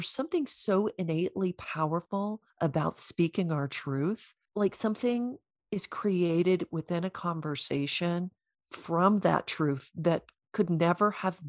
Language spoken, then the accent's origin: English; the Bible Belt, United States; I don't have the accent anymore, but I am from the Bible Belt.